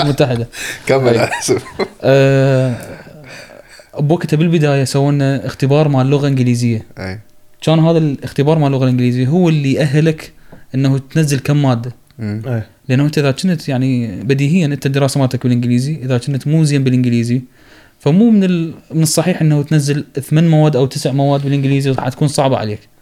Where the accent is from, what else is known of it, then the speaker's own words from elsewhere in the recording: Iraq; moved away; also born or lived in Egypt; عندنا بالعراق